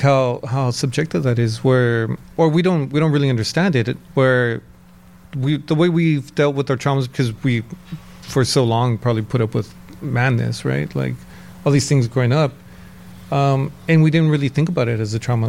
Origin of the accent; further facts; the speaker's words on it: San Gabriel Valley, California, United States; I grew up in San Gabriel Valley